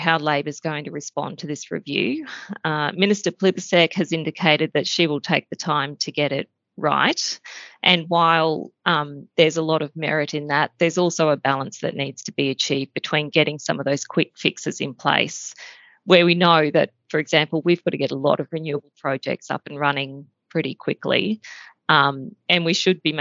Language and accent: English; Queensland, Australia; being a Queenslander